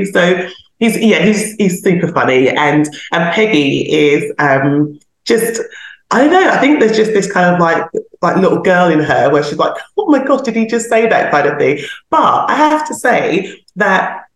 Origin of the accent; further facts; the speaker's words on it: London, United Kingdom; I'm a Londoner